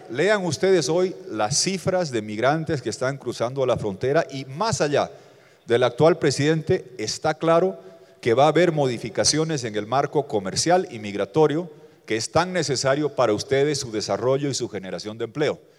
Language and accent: Spanish; Bolivia; vengo de Bolivia, tenemos similitudes, mucha población indígena, pobreza rural, ah, pobreza estructural.